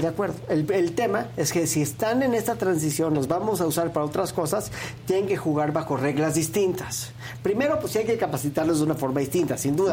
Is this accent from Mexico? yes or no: yes; Mexico; como ciudadanos mexicanos